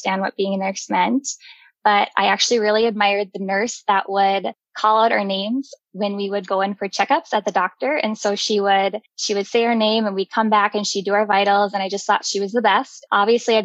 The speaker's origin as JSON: {"language": "English", "town": "Jamestown", "region": "North Dakota", "country": "United States", "tie": "born or raised there", "also_born_or_lived": "Fargo, North Dakota / Rochester, Minnesota", "moved": "as an adult", "said": "I grew up in Jamestown, North Dakota. I was born and raised there"}